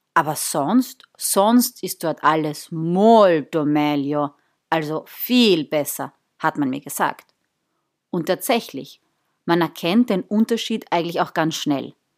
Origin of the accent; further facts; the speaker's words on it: southern Austria, Austria; also born or lived in northern Italy; so ein Mädel wie ich es bin aus dem Süden Österreichs